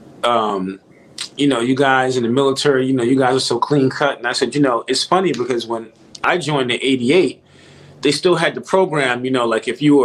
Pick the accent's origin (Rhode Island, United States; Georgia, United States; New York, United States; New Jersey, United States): New York, United States; moved away; coming from New York, where I came from, being in the military